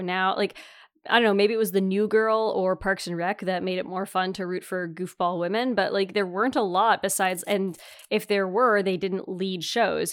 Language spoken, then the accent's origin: English; Northern Ontario, Canada; I'm from Northern Ontario